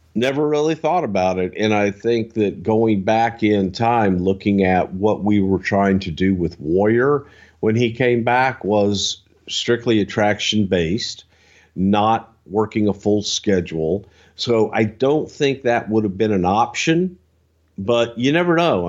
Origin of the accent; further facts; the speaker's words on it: the South, United States; I'm from the South